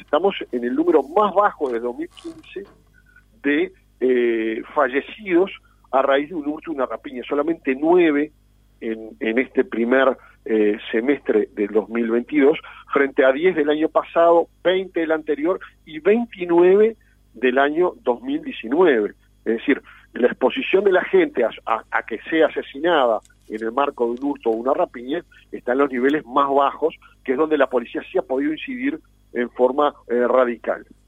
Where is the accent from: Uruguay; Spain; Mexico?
Uruguay